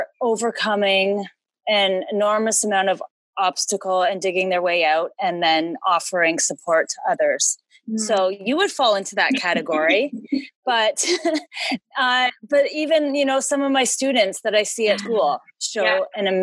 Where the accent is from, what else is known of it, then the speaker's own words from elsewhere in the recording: St. Catharines, Ontario, Canada; St. Catharines, Ontario.